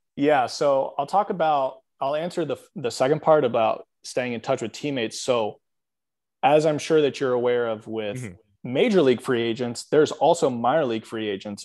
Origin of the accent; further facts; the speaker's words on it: Atlanta, Georgia, United States; I'm from Atlanta